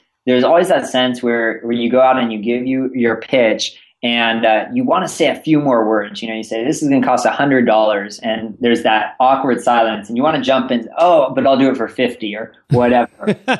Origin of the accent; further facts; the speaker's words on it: California, United States; also born or lived in East Coast; I am here in San Francisco and born and raised in Northern California, spent some time in the East Coast going to school.